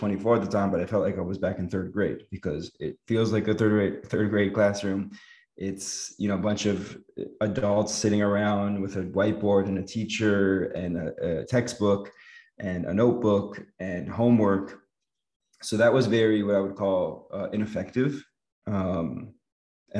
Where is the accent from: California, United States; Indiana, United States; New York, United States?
California, United States; Los Angeles; moved away as an adult; now in Israel; Didn't go to a day school growing up in Los Angeles